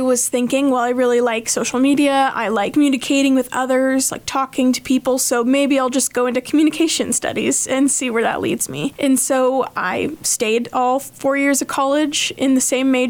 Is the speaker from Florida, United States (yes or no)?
no; Hays, Kansas, United States; I'm from Hayes, Kansas. I grew up in Hayes